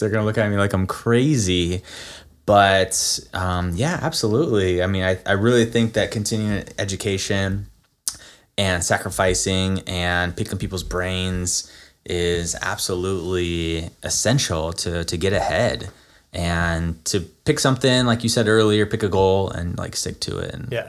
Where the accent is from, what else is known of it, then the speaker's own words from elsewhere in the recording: Florida, United States; moved away; also born or lived in Nevada / San Francisco; I grew up in Florida